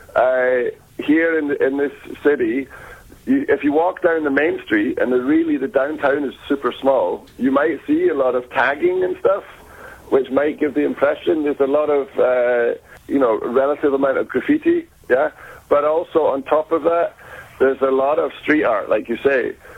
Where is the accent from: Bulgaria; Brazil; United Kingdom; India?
United Kingdom; Scotland; moved away as an adult; now in Iceland; I'm originally from Scotland